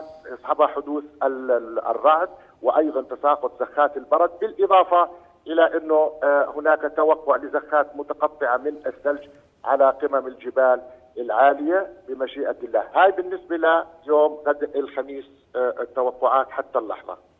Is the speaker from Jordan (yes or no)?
yes; Jordan; عندنا بالاردن